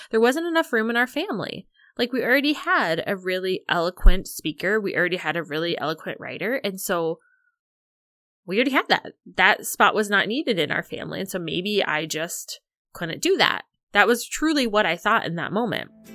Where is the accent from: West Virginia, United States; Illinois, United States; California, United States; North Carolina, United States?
Illinois, United States; I grew up in Illinois